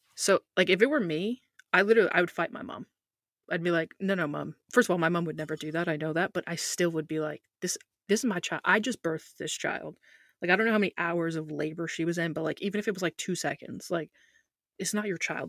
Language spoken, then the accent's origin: English; United States; As an American